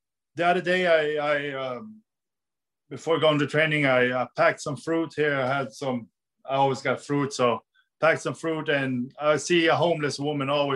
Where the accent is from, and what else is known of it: Sweden